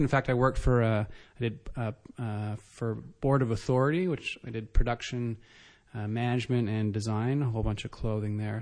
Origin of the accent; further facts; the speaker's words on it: Canada; also born or lived in Ottawa / Vancouver; I'm Canadian